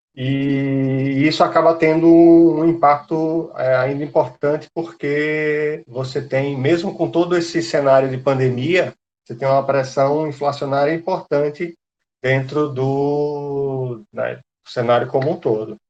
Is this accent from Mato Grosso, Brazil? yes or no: no; Recife, Pernambuco, Brazil; eu sou é, pernambucano, sou aqui de Recife